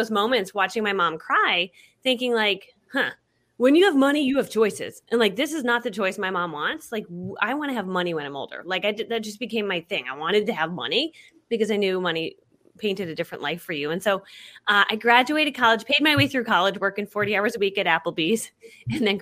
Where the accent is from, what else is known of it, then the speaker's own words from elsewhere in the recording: Connecticut, United States; I grew up in Connecticut and we were the poor family in town